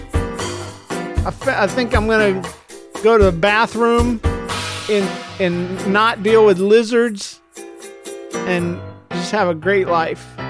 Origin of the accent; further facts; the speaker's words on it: Florida, United States; I'm from Florida